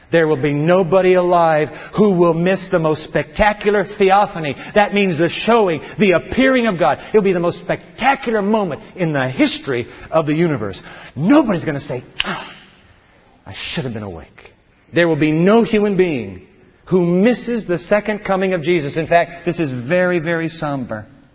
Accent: Japan; Earthquake. I grew up in Japan. We used to wake up in the middle of the night, our beds just shaking. Japan is the whole nation on a fault.

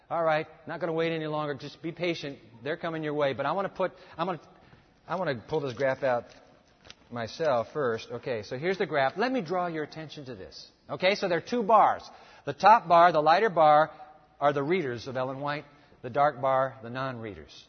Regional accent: Japan; Now, look, when I grew up, I grew up in Japan. Let me tell you about the breakfast cereals in Japan.

